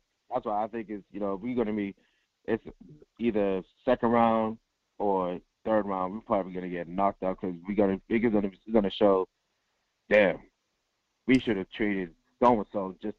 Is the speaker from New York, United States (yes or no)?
no; Massachusetts, United States; I'm from Massachusetts.